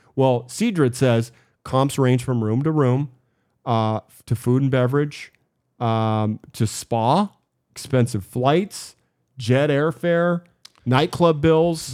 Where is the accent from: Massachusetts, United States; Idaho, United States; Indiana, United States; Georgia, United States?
Idaho, United States; Boise; I grew up in Boise